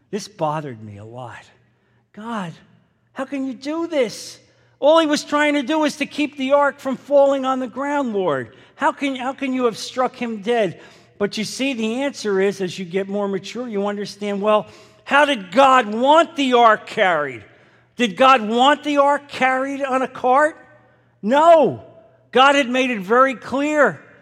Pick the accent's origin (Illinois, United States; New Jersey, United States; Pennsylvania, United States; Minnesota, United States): New Jersey, United States; growing up in New Jersey, which was predominantly Catholic